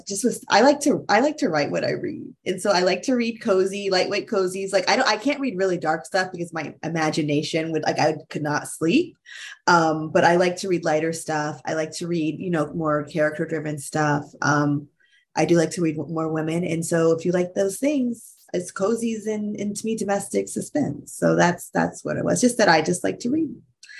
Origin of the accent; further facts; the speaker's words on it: United States; I'm going to say in America because I'm American